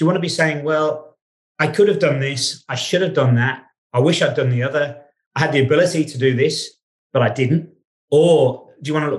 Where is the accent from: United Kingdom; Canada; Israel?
United Kingdom; England; moved away; also born or lived in Australia; I was born in England. I grew up in England